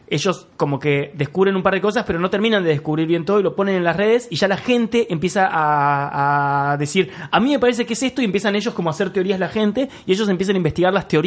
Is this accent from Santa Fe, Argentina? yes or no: yes; Santa Fe, Argentina; No, no, no. No, yo soy de Santa Fe.